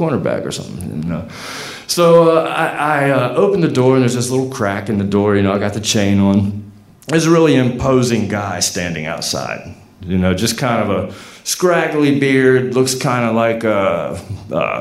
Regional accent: Portsmouth, Virginia, United States; I'm from Portsmouth

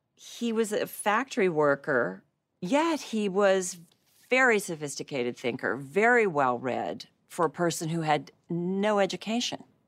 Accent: Western Pennsylvania, United States; moved away; I grew up in the teeniest little town in Pennsylvania

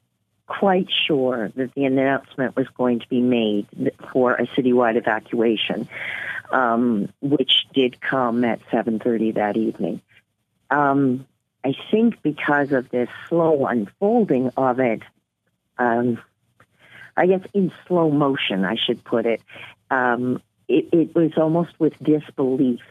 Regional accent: Nova Scotia, Canada; moved away as an adult; also born or lived in New Brunswick / Inuvik, Northwest Territories; now in Yellowknife, Canada; But I'm originally from New Brunswick and grew up in Nova Scotia

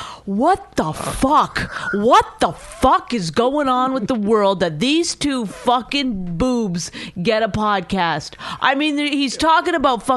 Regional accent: Canada; I'm Canadian

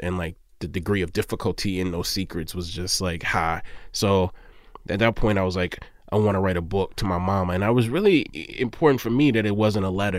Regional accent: Mississippi, United States; I'm from Mississippi

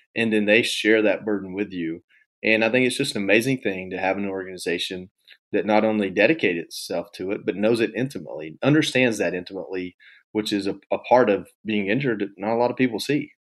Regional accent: Georgia, United States; moved away as an adult; also born or lived in Washington, D.C.; I'm from Georgia, and hunting and fishing is a big part of what

